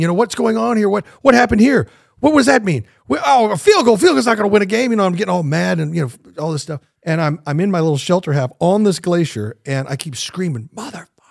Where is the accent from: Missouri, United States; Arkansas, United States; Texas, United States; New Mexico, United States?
Missouri, United States; Kansas City; moved away; I grew up in Kansas City